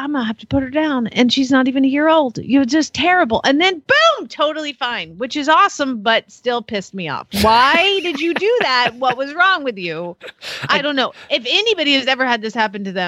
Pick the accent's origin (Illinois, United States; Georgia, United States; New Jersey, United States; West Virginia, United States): Georgia, United States; Atlanta; moved away as an adult; also born or lived in Phoenix, Arizona; now in Arizona, United States; I am from Atlanta